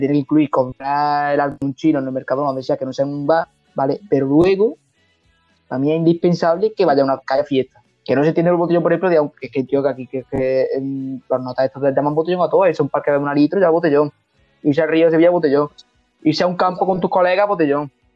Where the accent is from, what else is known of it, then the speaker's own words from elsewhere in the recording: Montilla, Andalusia, Spain; Y Montilla, Montilla, es mi pueblo